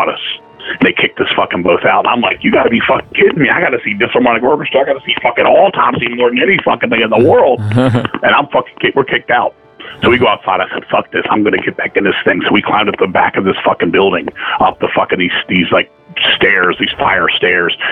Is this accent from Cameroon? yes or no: no; Virginia, United States; I'm from Virginia